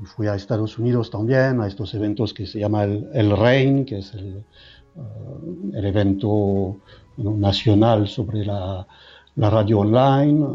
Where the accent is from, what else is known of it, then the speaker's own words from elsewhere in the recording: France; Spanish is a second language; moved away as an adult; now in Madrid, Spain; soy francés